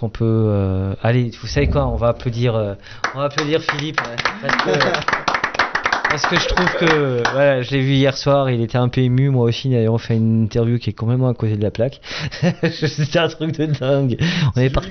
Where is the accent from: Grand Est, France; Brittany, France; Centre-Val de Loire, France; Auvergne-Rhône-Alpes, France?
Grand Est, France; Je suis un Alsacien